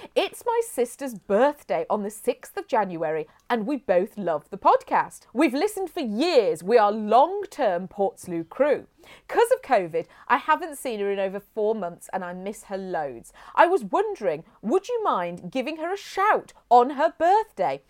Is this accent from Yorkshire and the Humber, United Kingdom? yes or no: no; Hinckley, East Midlands, United Kingdom; I grew up in Hinkley. That's where I was taken home to, from the hospital back to Hinkley.